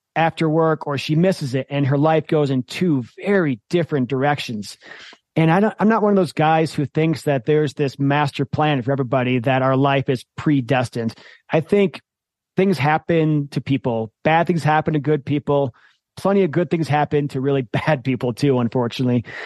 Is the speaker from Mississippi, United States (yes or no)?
no; Michigan, United States; I grew up in Michigan